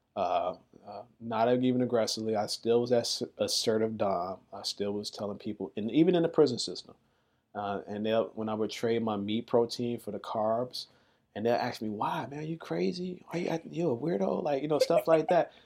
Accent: Chicago, Illinois, United States; moved away as an adult; also born or lived in New York; I come from Chicago, just, just as big as the city as New York, and I, I, I love my city

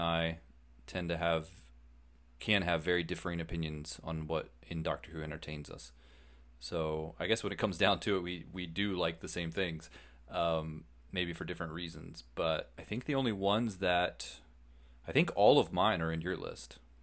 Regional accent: United States; we're Americans

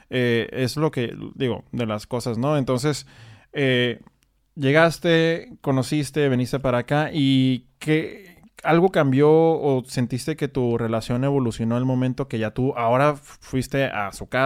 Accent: Mexico; Fíjate, yo siempre digo el latinoamericano, pero pues mi experiencia es como mexicano, ¿no?

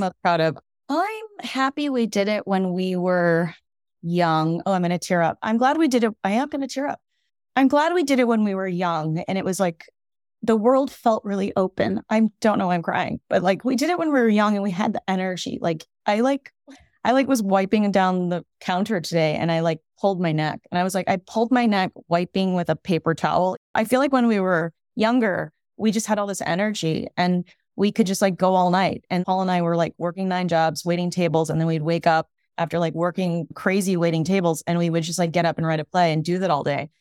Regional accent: Evanston, Illinois, United States; now in Brooklyn, United States; I grew up outside of Chicago in Evanston, Illinois

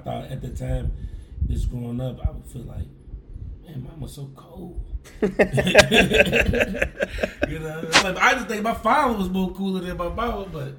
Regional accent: Louisville, Kentucky, United States; I grew up in the West Louisville, Kentucky.

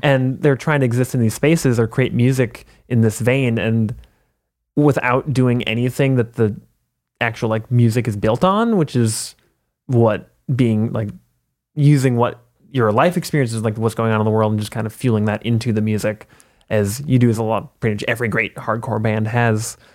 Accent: Minneapolis, Minnesota, United States; I'm from Minneapolis.

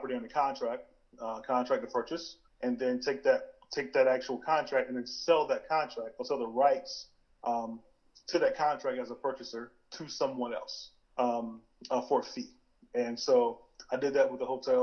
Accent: Tallville, South Carolina, United States; also born or lived in Clemson, South Carolina; I am from Tallville, South Carolina

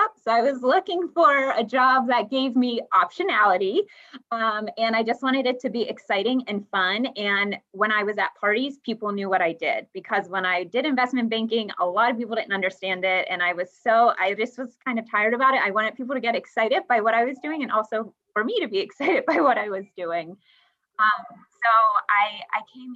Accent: Pennsylvania, United States; now in Pittsburgh, United States; I'm from a very rural town, about 30 miles outside of Pittsburgh

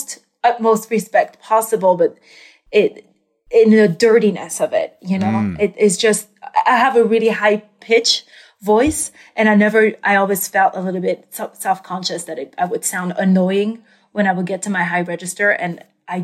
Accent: France; moved away as an adult; also born or lived in New York; I grew up in France and I moved to New York to find my voice

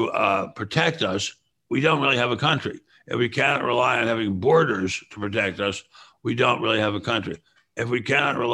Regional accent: Washington, District of Columbia, United States; I grew up in Washington. I can remember when you could walk the streets of Georgetown at any hour

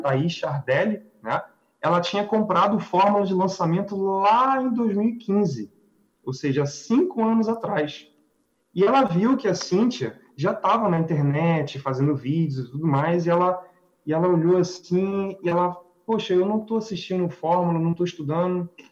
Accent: Rio de Janeiro, Brazil; Nós somos do Rio de Janeiro

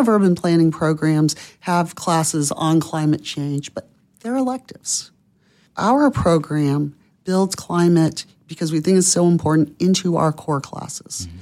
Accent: Pensacola, Florida, United States; my hometown of Pensacola, Florida

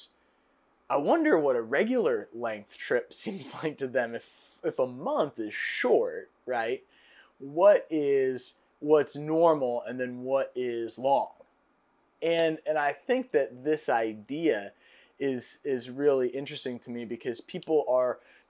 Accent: United States; as an American

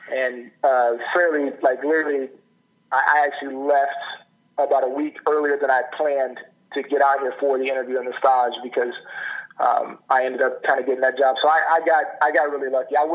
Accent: Oklahoma, United States; born there; I was born in Oklahoma and and lived there for a long time. And the state of Oklahoma is a, is a is a wonderful, amazing state.

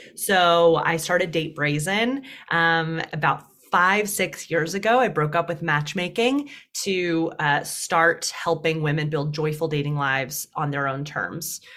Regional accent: Deep South, United States; accent: twang; moved away as an adult; now in New York, United States; I was raised as an unapologetic feminist in the Deep South

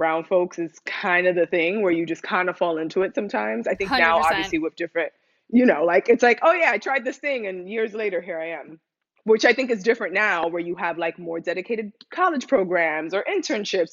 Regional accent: New York, United States; moved away as an adult; also born or lived in Dominican Republic (ancestry); now in Los Angeles, United States; I'm Dominican American, first gen kid, which I feel like a lot of folks listening can relate to, and grew up in New York, in the Bronx specifically

